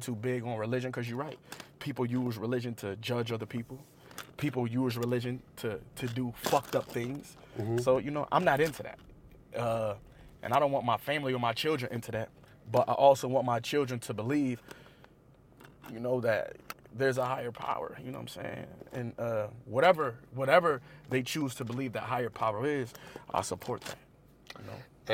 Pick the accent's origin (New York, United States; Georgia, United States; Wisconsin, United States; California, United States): New York, United States; Buffalo; I come from East Side Buffalo